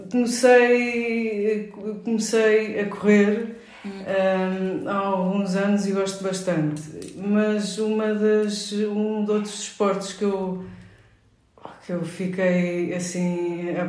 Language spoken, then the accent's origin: Portuguese; Lisbon, Portugal; Nasci em Lisboa, em Alcântara.